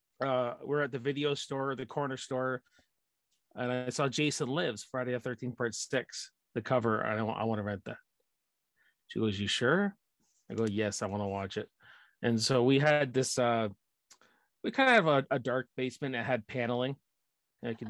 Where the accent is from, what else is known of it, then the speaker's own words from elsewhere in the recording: Canada; I'm just a blue collar Canadian boy. I live east of Toronto